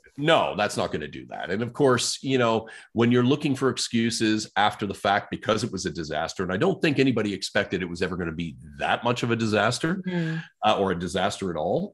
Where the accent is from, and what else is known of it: Canada